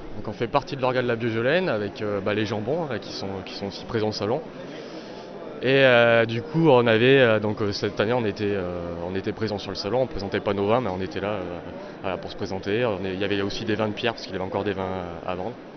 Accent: Auvergne-Rhône-Alpes, France; je suis d'Auvergne

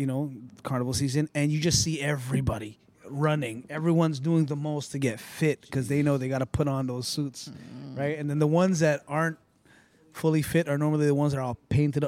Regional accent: Philippines

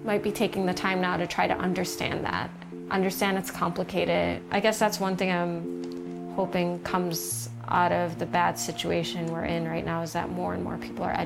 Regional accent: United States; now in Los Angeles, United States; I'm American. I had the luck of being born here

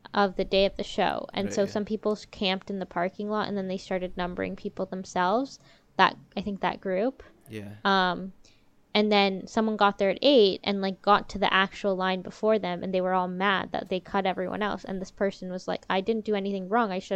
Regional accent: Toronto, Ontario, Canada; as a Toronto living person that my hometown show wasn't announced

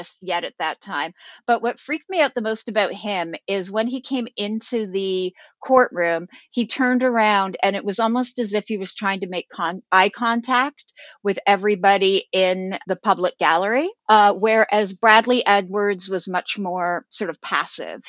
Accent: Toronto, Ontario, Canada; moved away; I grew up in Toronto, Canada

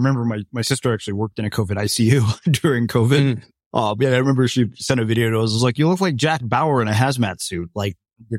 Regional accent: India; I'm Indian, so probably more than I want to.

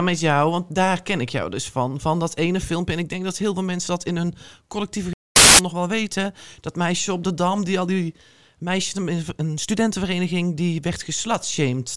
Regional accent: North Brabant, Netherlands; also born or lived in Israel; ik kom dan uit Brabant, ik kom dan uit de provincie

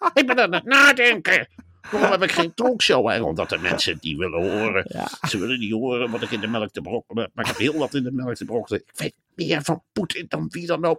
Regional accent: Velp, Gelderland, Netherlands; Velp, waar ik ben opgegroeid

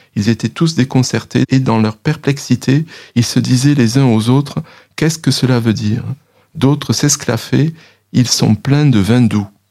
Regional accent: France; on est français, euh, on parle français

